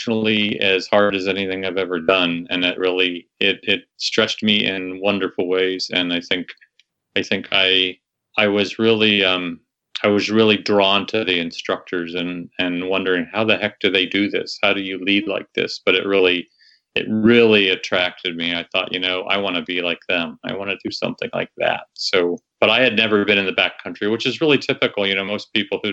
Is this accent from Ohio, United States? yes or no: yes; Ohio, United States; moved away as an adult; also born or lived in Naples, Florida; now in Waimea, Hawaii, United States; I grew up in Ohio